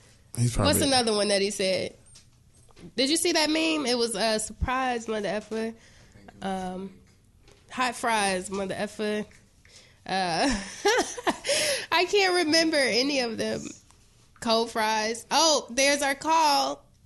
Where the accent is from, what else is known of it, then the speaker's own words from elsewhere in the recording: Chicago, Illinois, United States; I'm from the West Side too. I don't know if I ever told you that. I'm from L Town. Madison and Laurel.